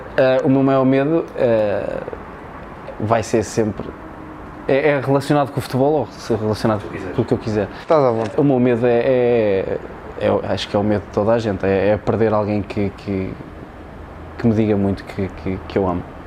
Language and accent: Portuguese; Tondela, Centro, Portugal; lá na minha zona em Tondela